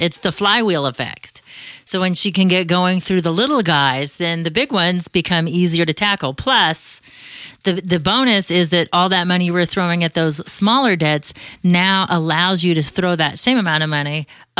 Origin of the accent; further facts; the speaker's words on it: Arizona, United States; I was born and raised here in Arizona